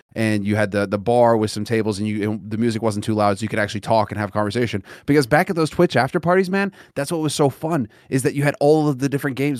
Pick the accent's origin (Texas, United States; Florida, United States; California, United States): California, United States; Los Angeles; moved away; growing up in Los Angeles, it was fucking brutal